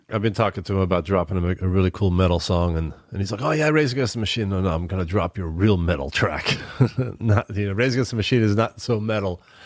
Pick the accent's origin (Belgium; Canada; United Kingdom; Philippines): Belgium; Antwerp, Flanders; moved away as an adult; now in United States; the local city where I grew up in Antwerp, Belgium